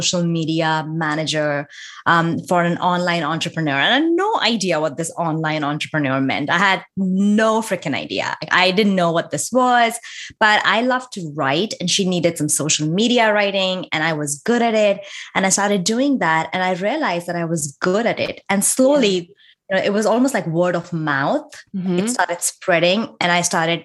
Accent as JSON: {"language": "English", "country": "India", "tie": "born or raised there", "moved": "as an adult", "lives_now": "United States", "said": "I was born and raised in India, lived there for my entire life, got married there. And I moved to the US"}